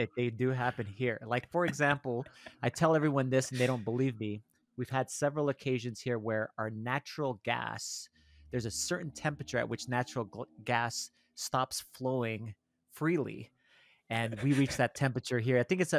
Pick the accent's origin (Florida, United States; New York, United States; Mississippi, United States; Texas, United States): Texas, United States; El Paso; now in Minnesota, United States; I'm originally from El Paso, Texas.